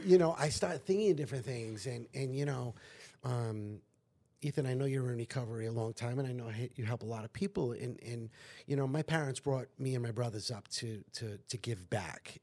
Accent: North Providence, Rhode Island, United States; the people of my hometown in North Providence

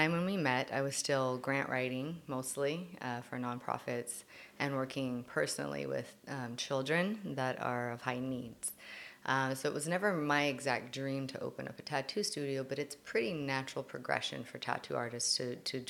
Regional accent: Lakewood, California, United States; I am from Southern California, so actually Lakewood area

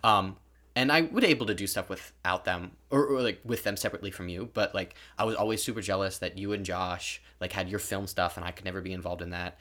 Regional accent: California, United States; moved away; originally we're from California

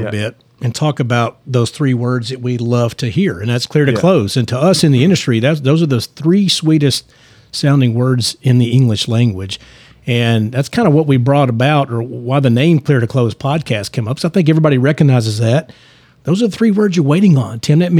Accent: Lebanon, Tennessee, United States; now in Franklin, United States; I grew up in Lebanon, Tennessee, and I've been in Franklin.

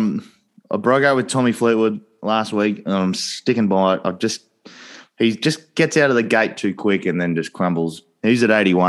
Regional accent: Australia; As an Aussie

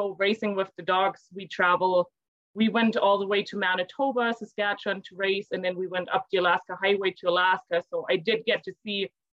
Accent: Germany; moved away as an adult; now in Crooked Creek, Canada; I'm from Germany.

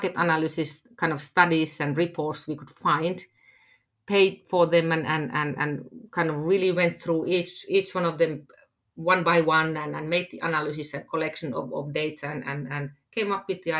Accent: Finland; I am from Finland

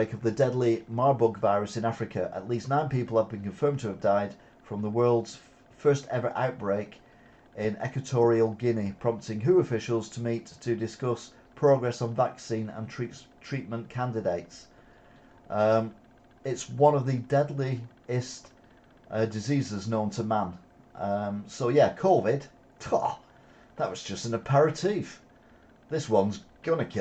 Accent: United Kingdom; now in Wigan, United Kingdom; I'm British

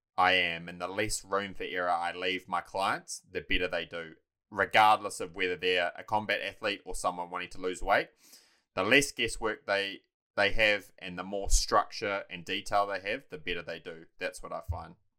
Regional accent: Taranaki, New Zealand; moved away as an adult; also born or lived in Dunedin; now in Mount Maunganui, New Zealand; I was born and raised in Taranaki.

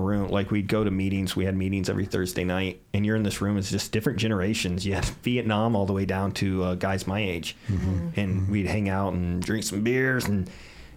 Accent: Illinois, United States; Vet to Vet is in Illinois in my hometown

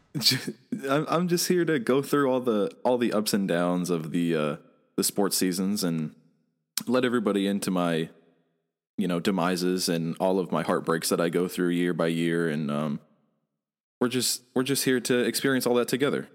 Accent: Michigan, United States; moved away; I'm originally from Michigan

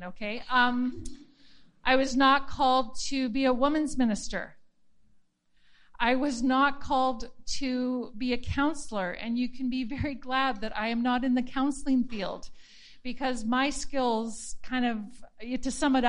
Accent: Penticton, British Columbia, Canada; I was raised in Penticton at Bethel Church

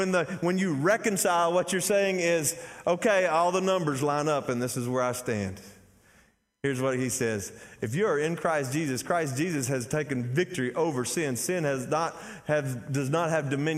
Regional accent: Athens, Texas, United States; I'm from Athens, Texas

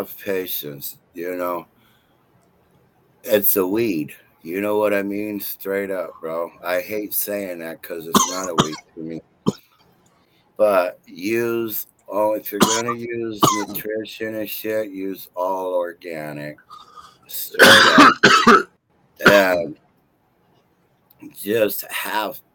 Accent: Turlock, California, United States; I'm from Turlock, bro. That's been my town since 1981.

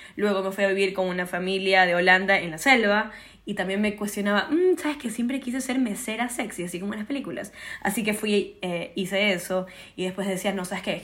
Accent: Ecuador; Yo nací en Ecuador

